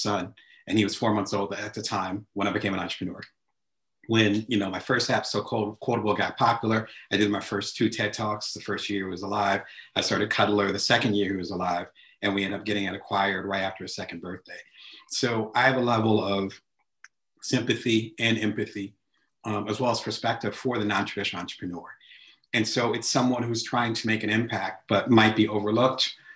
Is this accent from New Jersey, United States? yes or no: yes; New Jersey, United States; moved away; I'm originally from the East Coast, so back in Jersey. I remember those neighborhood barbershops.